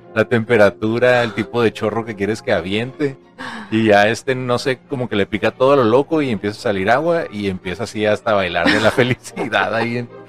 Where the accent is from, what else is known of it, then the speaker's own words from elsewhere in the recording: Mexico; como buen mexicanos que somos